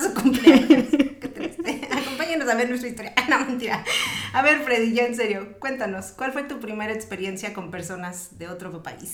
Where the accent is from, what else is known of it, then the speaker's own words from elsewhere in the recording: Mexico; now in United States; yo vengo de México